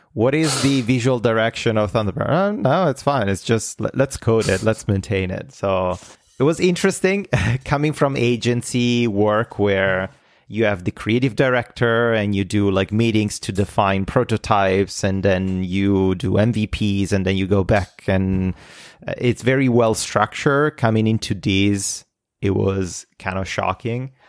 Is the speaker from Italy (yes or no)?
yes; Italy; moved away as an adult; now in North America; I'm Italian. Uh, I lived, I was born in Italy and I lived in Italy until I was twenty-seven